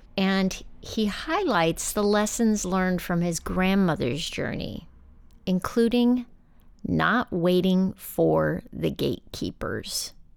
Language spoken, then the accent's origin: English; West Texas, United States; I grew up in West Texas